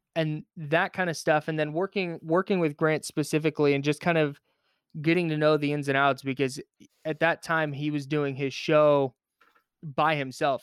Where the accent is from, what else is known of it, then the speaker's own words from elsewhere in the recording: Bay Area, California, United States; I grew up in the Bay Area.